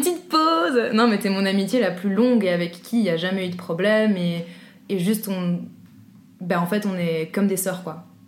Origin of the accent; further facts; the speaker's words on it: Brussels, Brussels-Capital Region, Belgium; Je viens de Bruxelles.